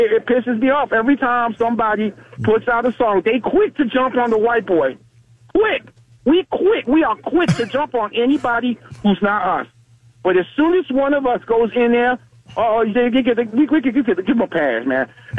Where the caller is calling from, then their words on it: Navarre, Florida, United States; from Navarre, man.